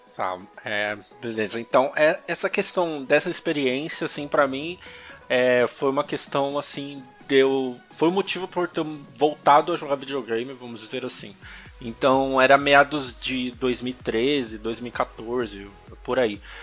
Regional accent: São Paulo, Brazil; sou de São Paulo, capital.

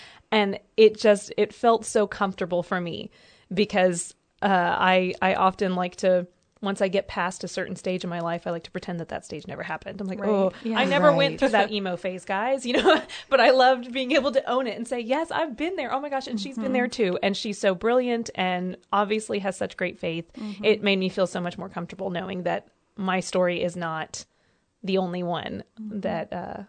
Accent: Alabama, United States; also born or lived in Georgia; I grew up in the Deep South in Alabama and Georgia, and we had a lot of Southern Baptists around us

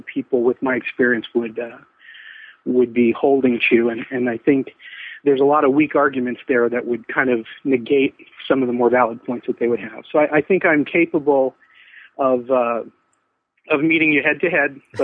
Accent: Vancouver, Washington, United States; I'm from Vancouver, Washington, United States

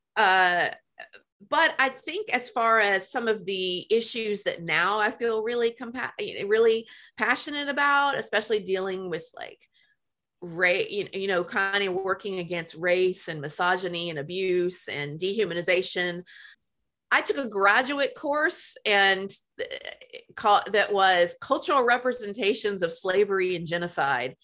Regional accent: Memphis, Tennessee, United States; moved away; I grew up in Memphis

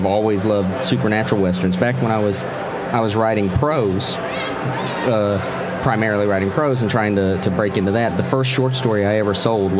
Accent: North Carolina, United States; now in Missouri, United States; I've lost much of the accent over the years because I've lived in Missouri for over 20 years now, so I've lost much of the accent. But sometimes if I go back and visit North Carolina, it comes back

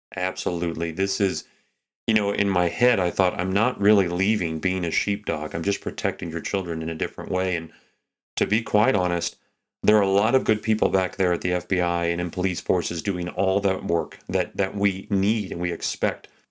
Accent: Texas, United States; now in Anchorage, United States; I grew up in Texas

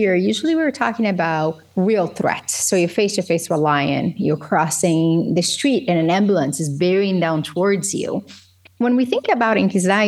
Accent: Governador Valadares, Minas Gerais, Brazil; English is a second language; moved away as an adult; also born or lived in Belo Horizonte / North Tonawanda, New York; now in United States; So I moved from Governador Valadares to Belo Horizonte

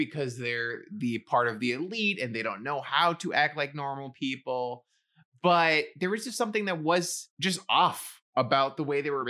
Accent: New York City, New York, United States; I grew up in the Bronx.

